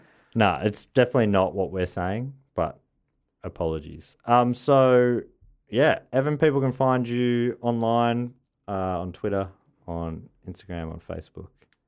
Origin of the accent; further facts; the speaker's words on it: London, United Kingdom; I'm from South London.